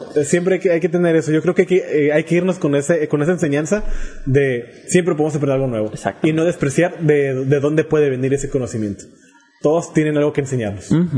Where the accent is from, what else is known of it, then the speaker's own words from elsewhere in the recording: Mexico; somos mexicanos